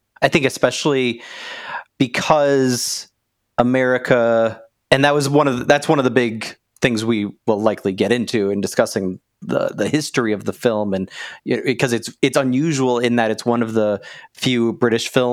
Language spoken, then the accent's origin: English; United States; I'm growing up, with this like hyper masculine, homophobic, transphobic, suburban American lifestyle